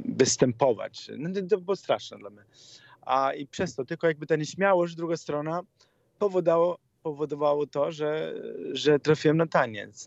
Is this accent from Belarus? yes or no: no; Italy; Polish is a second language; moved away as an adult; now in Poland; Jako Włoch